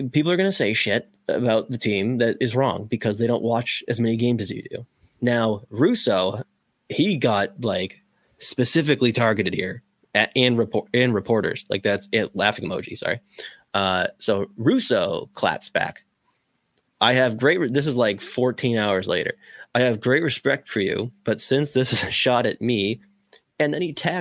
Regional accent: Boston, Massachusetts, United States; I'm from Boston

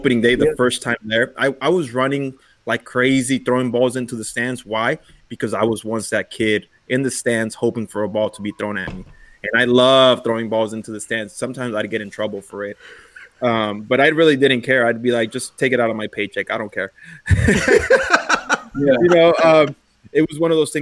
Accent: Belvedere Park, Salazar Park, Evergreen Park, California, United States; I grew up on Belvedere Park, Salazar Park, and Evergreen Park, playing there in high school

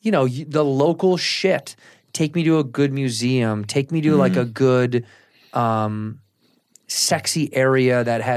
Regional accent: Chicago, Illinois, United States; I'm from Chicago. You couldn't even come close to the cold that we feel

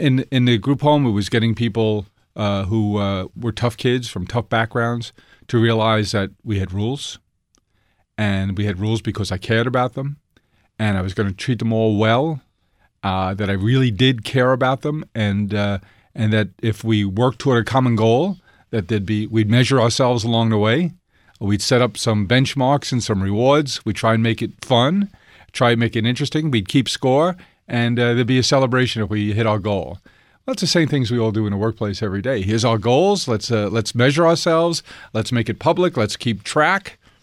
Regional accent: New York City, New York, United States; being an Irish Catholic, uh, kid from South Queens

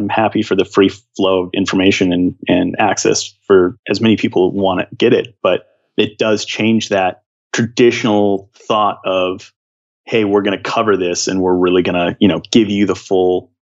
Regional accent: Seattle, Washington, United States; I'm from the Seattle area, and I was a big alt kid, so we had 107.7

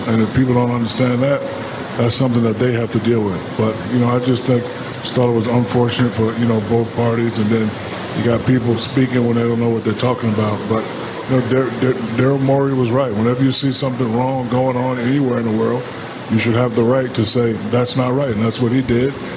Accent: United States; We as American people

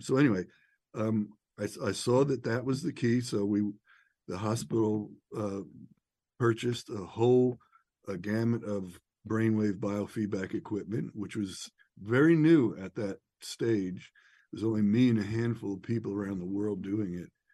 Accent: outside of New York City, United States; I'm from New York, outside of New York City, raised in the, you know, uh, late '60s and '70s

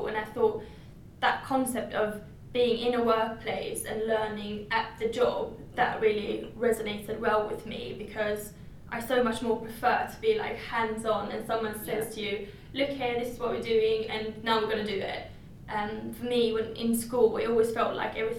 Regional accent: Sweden; moved away as an adult; now in London, United Kingdom; I am from Sweden

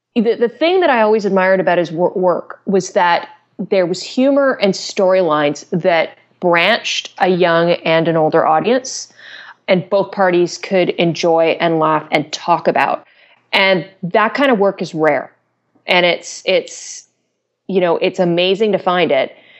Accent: Canada; I'm I'm Canadian

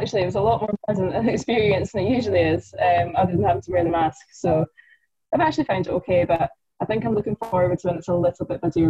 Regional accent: Loch Lomond, just outside of Glasgow, Scotland, United Kingdom; moved away as an adult; now in London, United Kingdom; I'm from Loch Lomond, just outside of Glasgow.

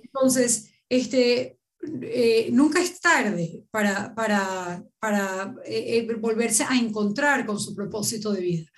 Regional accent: Venezuela; como venezolana que soy

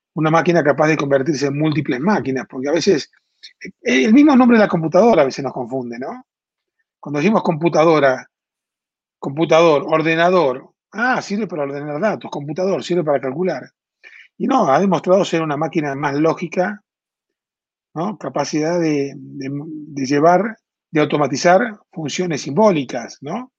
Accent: Argentina; moved away as an adult; now in Mexico; En Argentina, de donde yo vengo, pues yo vivo hace 20 años en México, porque yo soy argentino

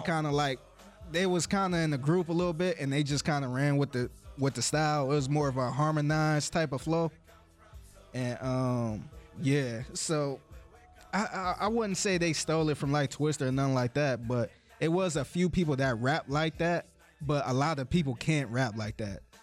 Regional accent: Cleveland, Ohio, United States; growing up in Cleveland

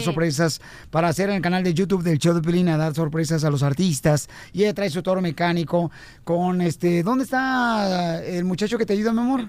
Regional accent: Ocotlán, Jalisco, Mexico; now in United States; está cerca de mi pueblo hermoso natal

